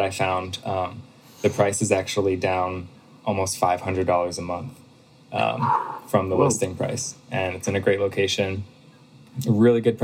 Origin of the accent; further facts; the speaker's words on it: Pennsylvania, United States; I moved back home. So I'm from Pennsylvania